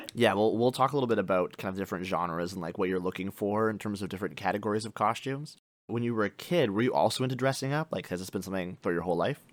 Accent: Canada; our experience growing up in Canada

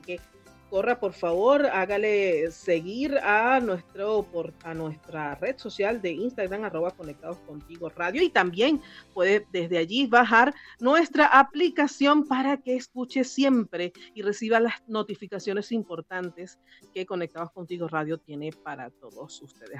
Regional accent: Valencia, Carabobo, Venezuela; now in Santiago, Chile; yo soy de Valencia

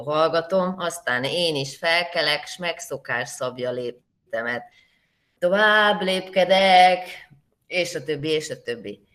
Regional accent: Hungary; én vidéken nőttem fel

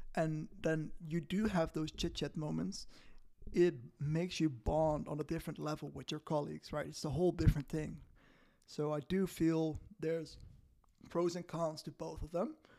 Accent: Netherlands; I used to work for a Dutch company in the Netherlands, where, um, you know, in my hometown

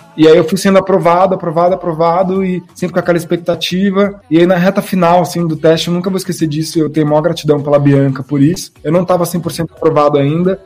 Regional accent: Brazil; nós, como brasileiros

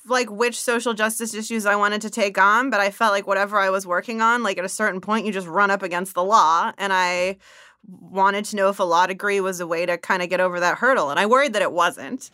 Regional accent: Bay Area, California, United States; also born or lived in Zimbabwe; I grew up in the Bay Area.

